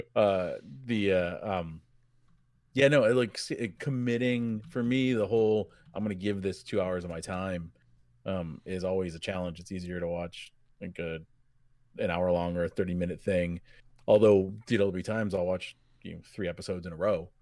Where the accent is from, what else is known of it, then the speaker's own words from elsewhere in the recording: New England, United States; I grew up in New England